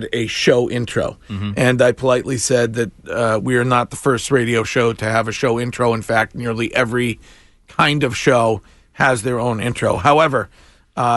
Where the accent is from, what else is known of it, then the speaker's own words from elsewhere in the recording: Stow, Massachusetts, United States; my hometown police department. That is Stowe 5-0